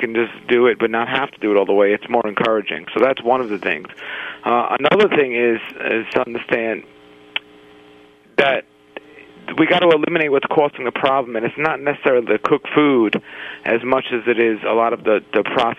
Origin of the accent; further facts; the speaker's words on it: New York City, New York, United States; I grew up in Brooklyn, New York